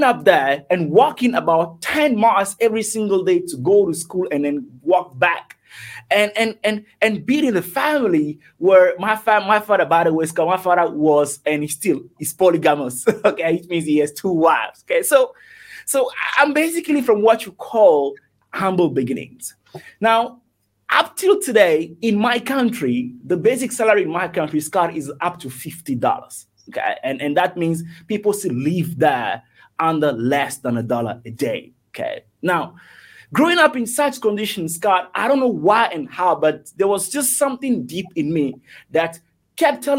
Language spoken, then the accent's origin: English; Togo; moved away as an adult; I'm originally from Togo, T-O-G-O, West Africa. That was where I was born, and that was I was brought up until the age of 18, until I left